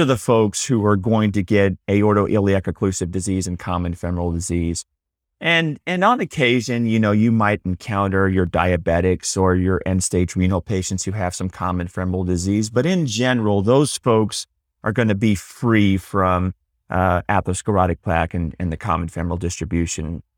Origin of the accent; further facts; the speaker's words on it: Houston, Texas, United States; also born or lived in Dallas; now in Austin, United States; I grew up in Texas, grew up in, in Houston